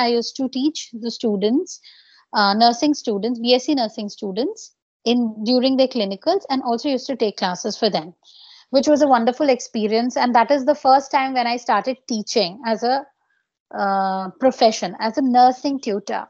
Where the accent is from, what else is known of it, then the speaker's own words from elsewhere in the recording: Bishnupur, West Bengal, India; So I hail from West Bengal. It's a small district called Bankura. And there in my little town, Bishnupur